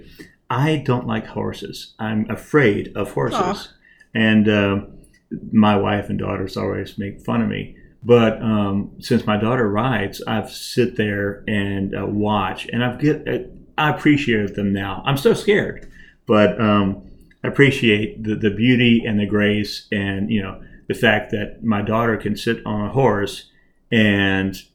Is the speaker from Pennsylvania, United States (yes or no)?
no; Lubbock, Texas, United States; moved away as an adult; also born or lived in Memphis, Tennessee / Nashville, Tennessee; now in Rockville, United States; I grew up in Tennessee, Texas, Lubbock, Texas